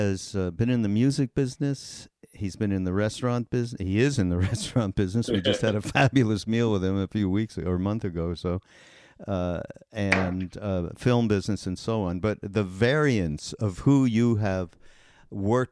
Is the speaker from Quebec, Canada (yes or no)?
yes; Montreal, Quebec, Canada; I'm from Canada. I'm from Montreal